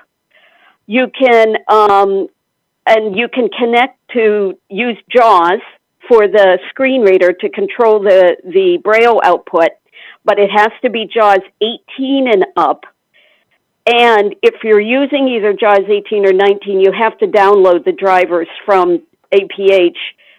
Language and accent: English; Pennsylvania, United States; now in Alexandria, United States; from Alexandria, Virginia, originally from Pennsylvania